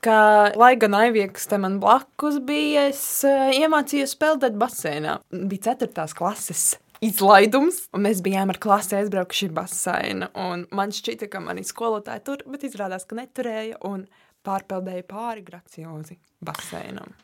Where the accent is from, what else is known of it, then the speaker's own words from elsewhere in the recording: Lubāna, Latvia; now in Riga, Latvia; es nāku no Lubānas